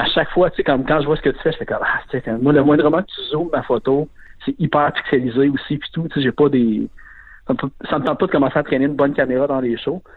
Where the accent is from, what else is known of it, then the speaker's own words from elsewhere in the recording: Laval, Quebec, Canada; also born or lived in Verdun, Montreal; Puis après, j'ai déménagé à Laval pendant 20 ans.